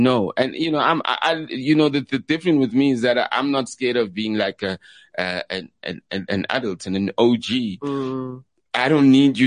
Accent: Katlehong, Gauteng, South Africa; I'm from Leondale, Katlehong

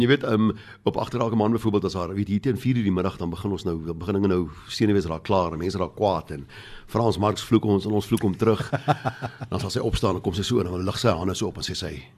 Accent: South Africa; ons is maar 'n klein minderheidskultuur

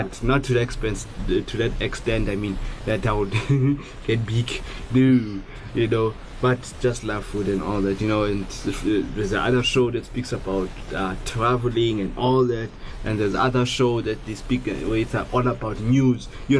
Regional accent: South Africa; I'm a Xhosa boy, you know, yeah. It's one of the cultures from South Africa, Xhosa.

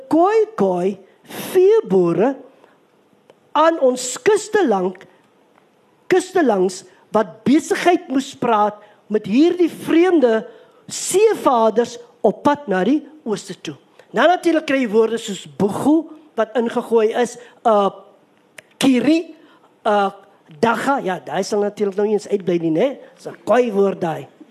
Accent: Kakamas, Northern Cape, South Africa; moved away; also born or lived in Somerset West; ek is gebore op Kakamas

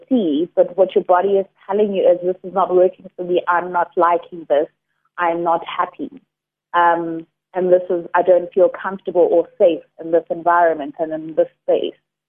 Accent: Durban, KwaZulu-Natal, South Africa; now in Cape Town, South Africa; I'm originally from Durban, currently based in Cape Town

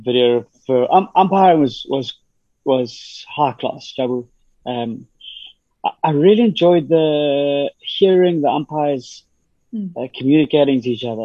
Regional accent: South Africa

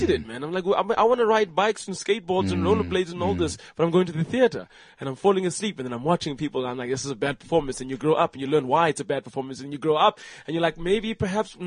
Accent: Port Elizabeth, Eastern Cape, South Africa; now in Johannesburg, South Africa; I was born in Port Elizabeth, in 1984.

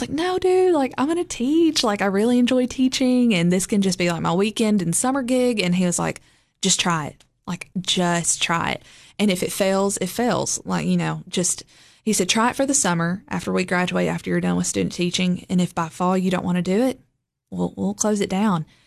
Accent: Lebanon, Tennessee, United States; also born or lived in Gordonsville, Smith County, Tennessee / Cookeville, Tennessee; I grew up in Lebanon, Tennessee, which is just, like, forty-five minutes from here. Um, also kind of half grew up in Smith County as well in the Gordonsville area.

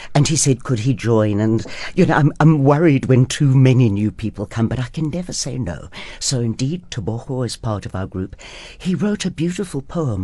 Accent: Durban, KwaZulu-Natal, South Africa; I grew up in Durban.

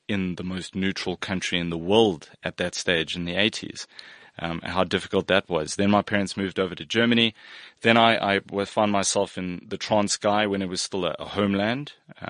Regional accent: Bahrain; So I spent time in the Middle East. I grew up in Bahrain.

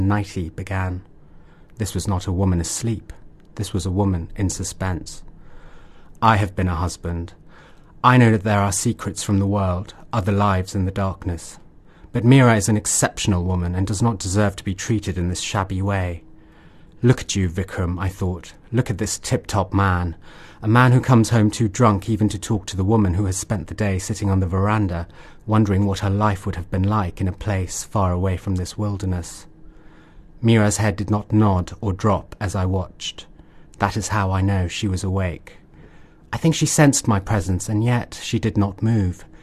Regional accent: England, United Kingdom; moved away as an adult; now in Mysore, India; I've never lived in India uh, until about six years ago. So I spent most of my life um, in the UK and I moved to India about six years ago

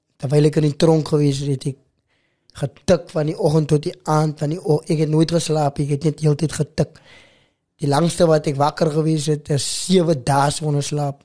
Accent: Macassar, Western Cape, South Africa; also born or lived in Stellenbosch; waar ek groot geword het in Makassa

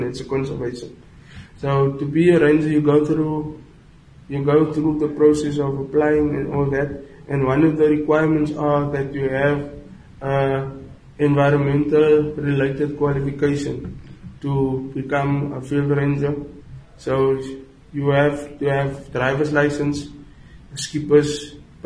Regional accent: Goedverwacht, Western Cape, South Africa; I'm from Goed Verwacht. It's a town near Pietersburg. It's close to Langebaan. I'm not from Langebaan.

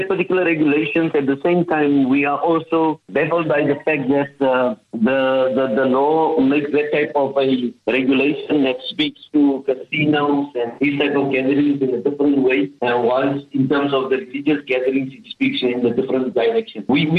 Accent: South Africa; as South African Muslims

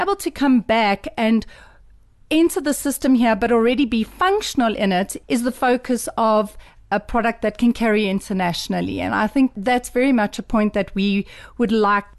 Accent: South Africa; I am South African

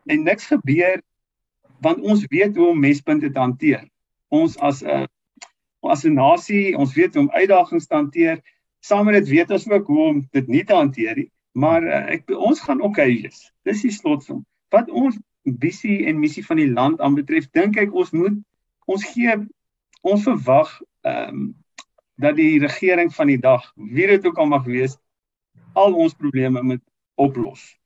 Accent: South Africa

